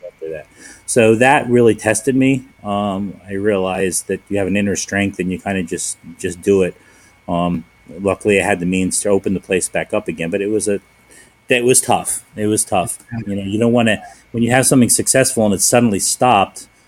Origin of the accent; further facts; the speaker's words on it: Philadelphia, Pennsylvania, United States; moved away; I'm born and raised in Philadelphia